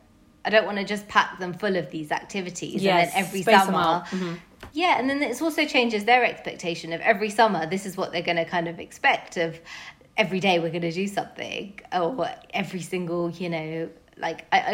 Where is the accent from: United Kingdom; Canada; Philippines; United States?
United Kingdom; London; As a Londoner